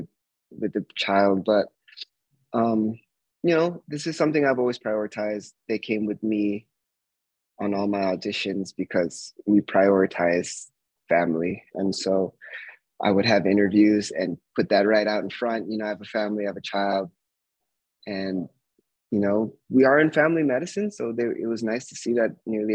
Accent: Bay Area, California, United States; moved away; also born or lived in Flagstaff, Arizona; I was born in the Bay Area of California

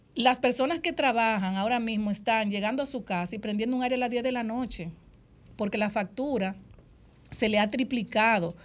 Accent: Dominican Republic; han etiquetado a las dominicanas, nos dicen chapeadoras

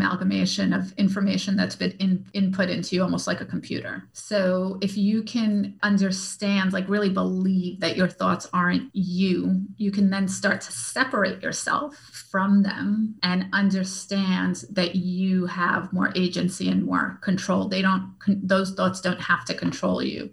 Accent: New York, United States; I'm from New York. I'm Russian.

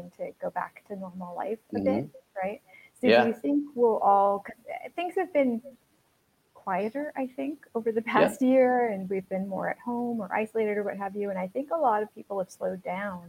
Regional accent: East Coast, United States; moved away; I'm originally from the East Coast

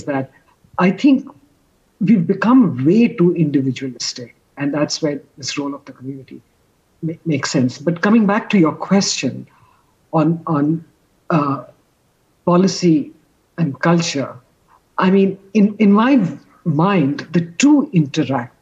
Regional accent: India; as an Indian

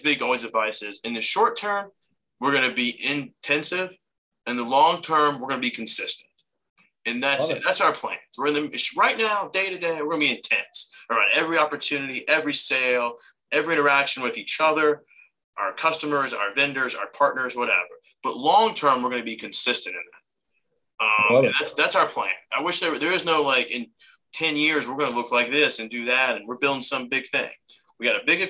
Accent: Columbus, Ohio, United States; moved away; Like I grew up in Columbus.

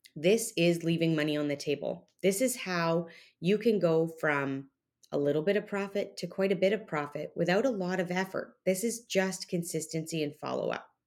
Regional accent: Canada; now in Texas, United States; me being Canadian

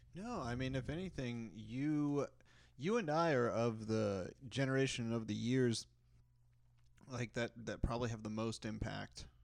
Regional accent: Texas, United States; also born or lived in Kentucky; I grew up in Texas

